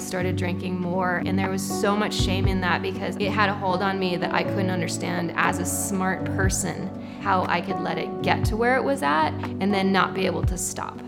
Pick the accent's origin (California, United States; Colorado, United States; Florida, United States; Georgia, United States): Colorado, United States; Boulder; I was born in Boulder, Colorado